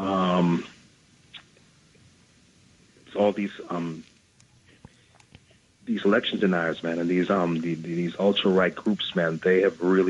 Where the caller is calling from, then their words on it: New York, United States; I'm calling from the Bronx.